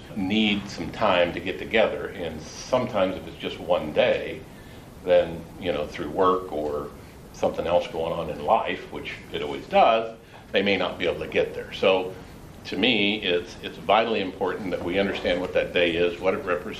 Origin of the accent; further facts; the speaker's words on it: Dodge City, Kansas, United States; also born or lived in Denver; now in Shenandoah, United States; I've lived in a lot of different cities, big cities. Like I said, I've lived in Denver. I've lived in I grew up kind of in Dodge City, Kansas.